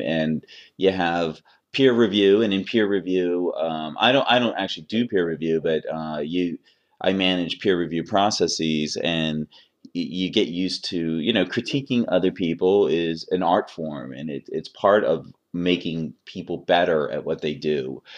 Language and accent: English; Philadelphia, Pennsylvania, United States; I'm from Philadelphia